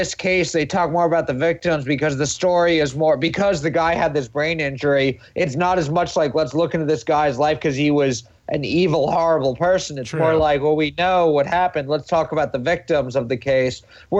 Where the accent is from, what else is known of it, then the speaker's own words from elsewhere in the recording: New York, United States; I'm born and raised in New York